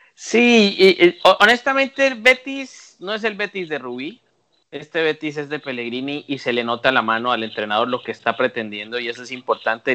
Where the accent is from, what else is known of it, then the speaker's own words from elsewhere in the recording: Colombia; mi país, de Colombia